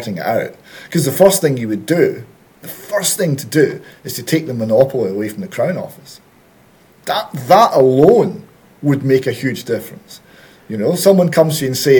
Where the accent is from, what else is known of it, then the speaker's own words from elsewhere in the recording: Perth, Scotland, United Kingdom; Perth, which is my hometown.